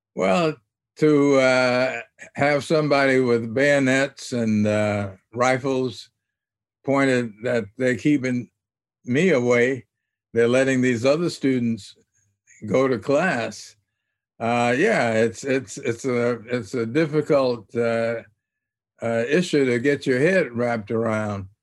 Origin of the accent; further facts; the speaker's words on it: Little Rock, Arkansas, United States; growing up in Little Rock